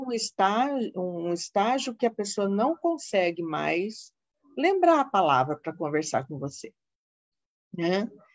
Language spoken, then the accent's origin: Portuguese; Londrina, Paraná, Brazil; moved away as an adult; Eu sou do Paraná, sou de Londrina, hum. vim de uma terra fria